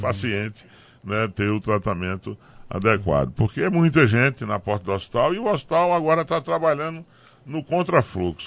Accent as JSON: {"language": "Portuguese", "town": "Tabira", "region": "Pernambuco", "country": "Brazil", "tie": "born or raised there", "also_born_or_lived": "Carnaíba", "said": "Eu nasci lá ali em Tabira Morei muito tempo no Jiquiri, na Carnaúba"}